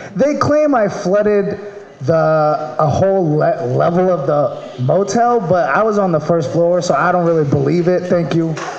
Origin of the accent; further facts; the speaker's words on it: Maryland, United States; moved away; I'm from Maryland